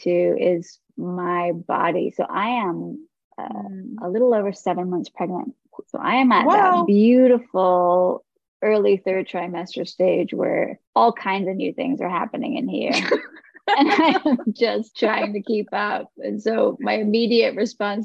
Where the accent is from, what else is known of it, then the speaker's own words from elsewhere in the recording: England, United Kingdom; now in Los Angeles, United States; I'm a Hindu, but I grew up in England